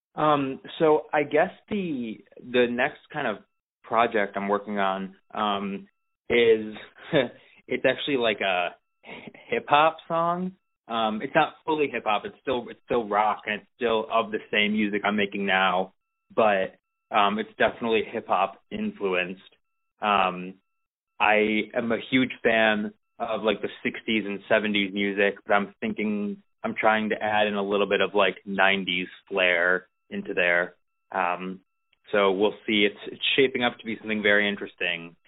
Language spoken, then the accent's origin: English; Detroit, Michigan, United States; I'm originally from Detroit